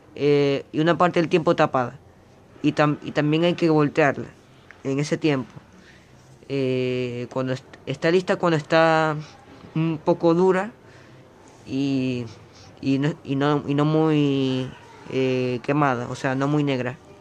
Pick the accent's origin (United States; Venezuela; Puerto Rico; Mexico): Venezuela; now in Uruguay; Soy de Venezuela